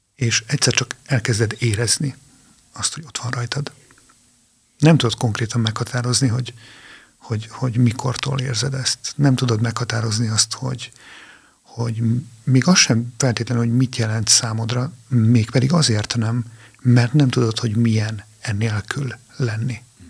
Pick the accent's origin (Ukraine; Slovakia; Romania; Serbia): Romania; Transylvania, Arad County; moved away as an adult; now in Hungary; én Arad megyében egy kis faluban nőttem fel